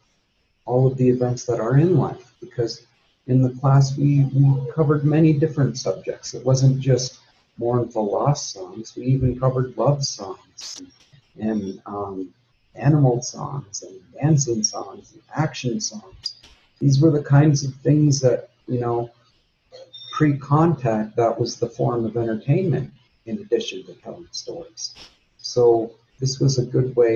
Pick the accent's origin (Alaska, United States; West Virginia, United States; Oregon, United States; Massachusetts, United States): Alaska, United States; Fairbanks; also born or lived in Minto, Alaska; I was born in Fairbanks in 1980, and then my earliest memories are in Minto with my family